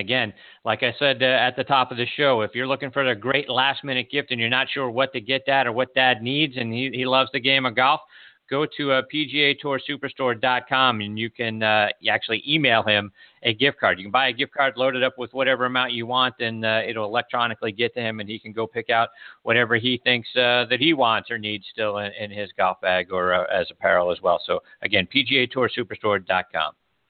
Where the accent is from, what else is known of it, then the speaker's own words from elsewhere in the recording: Pittsburgh, Pennsylvania, United States; U.S. Open here in front of us in Oakmont, right outside of my hometown in Pittsburgh.